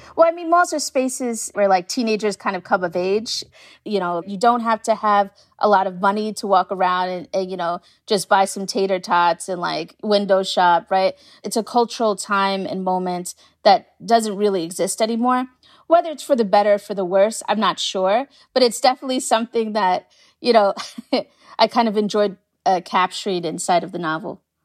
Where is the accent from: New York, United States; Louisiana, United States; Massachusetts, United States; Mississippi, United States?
New York, United States; New York City; I'm from Staten Island, so I know, I know Staten Island very well